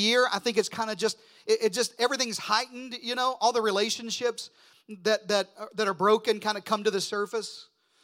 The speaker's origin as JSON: {"language": "English", "region": "Deep South", "country": "United States", "tie": "born or raised there", "said": "I grew up in the Deep South"}